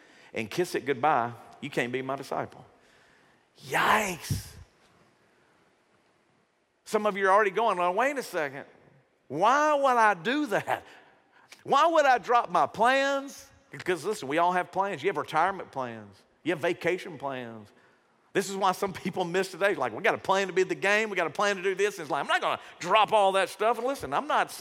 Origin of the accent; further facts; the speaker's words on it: Shreveport, Louisiana, United States; When I was growing up, I grew up in Shreveport. Grew up in South Shreveport